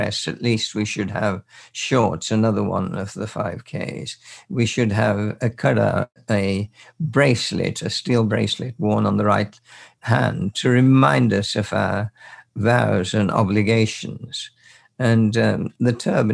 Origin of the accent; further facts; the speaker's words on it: Birmingham, West Midlands, United Kingdom; we were in Birmingham, and we grew up there as total strangers.